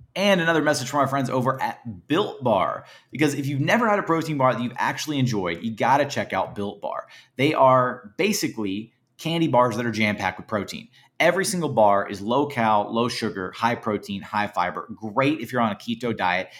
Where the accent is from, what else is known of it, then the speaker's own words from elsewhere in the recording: Houston, Texas, United States; I'm from Houston, uh, born and bred